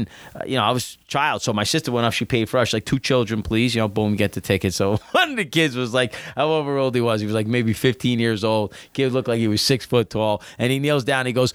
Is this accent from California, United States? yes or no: no; Clifton, New Jersey, United States; growing up in Clifton